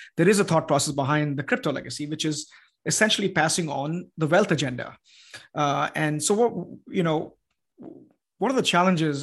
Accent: India; now in Austin, United States; I'm from India

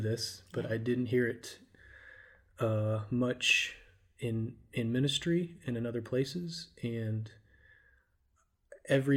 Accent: Richardson, Texas, United States; also born or lived in Abilene, Texas / Denton, Texas; I grew up in Richardson, Texas, not too far from here, actually.

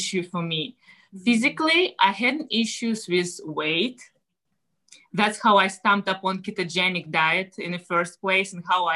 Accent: Russia; English is a second language; moved away as an adult; now in United States; I'm originally from Russia. I came to the States about, 16 years ago now

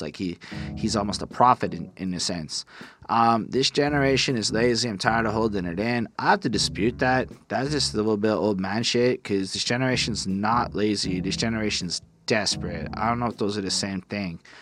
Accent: Canada; being a Canadian

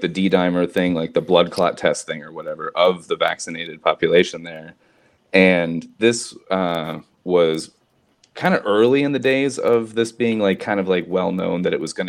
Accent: Florida, United States; I grew up in Florida

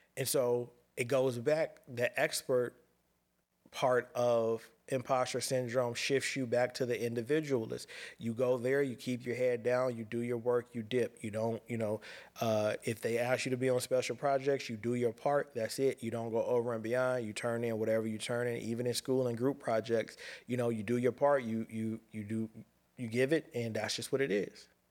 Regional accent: Pasadena, California, United States; I'm a kid from Pasadena, California, ghetto kid

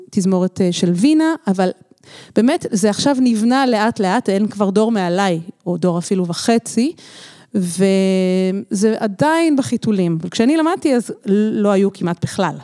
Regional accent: Israel; moved away as an adult; now in Barcelona, Spain; גדלתי במקהלת מורן פה בארץ

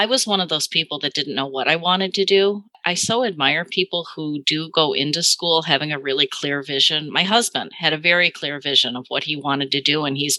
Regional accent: Chicago, Illinois, United States; also born or lived in Madison, Wisconsin; I'm from the Midwest. I'm from the Chicago area

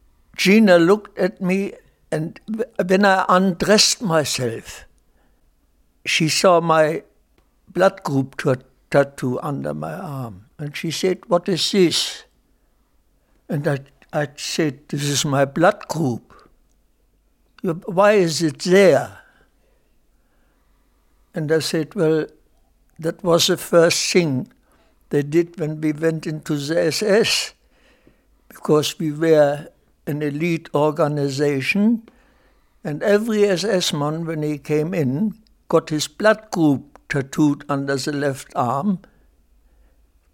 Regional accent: Silesia, Germany; moved away; I was born in Germany, in Silesia, in a small town of a population of about 20,000 inhabitants

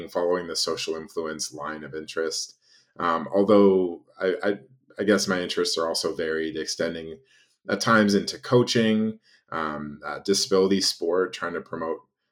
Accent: Canada; moved away as an adult; now in United States; I'm originally Canadian

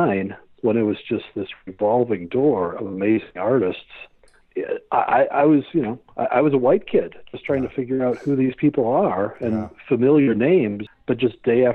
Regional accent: Santa Cruz, California, United States; I'm a kid from Santa Cruz, California. White kid. I'm really white, you know, like aspirin white.

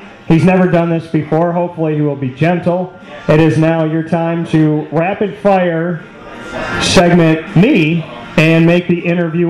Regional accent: Syracuse, New York, United States; growing up in Syracuse

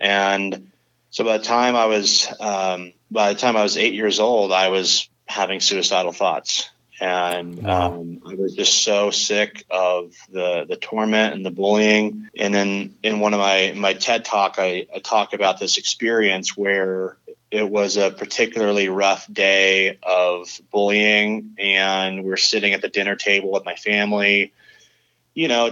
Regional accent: San Clemente, California, United States; I grew up in Southern California, a little beach town called San Clemente

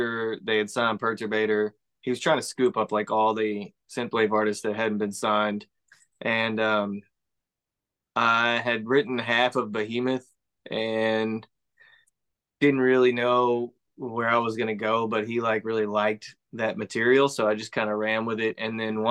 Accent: Texas, United States; I am from Texas

